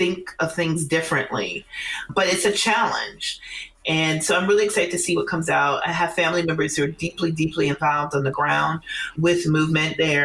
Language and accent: English; Minneapolis, Minnesota, United States; I grew up there in the 90s, primarily the 80s and 90s